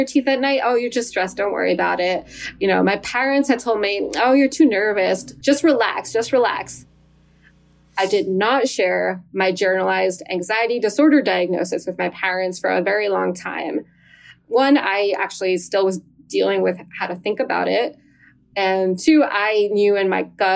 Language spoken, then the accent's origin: English; New Jersey, United States; moved away as an adult; also born or lived in Western Massachusetts; now in Massachusetts, United States; I grew up in New Jersey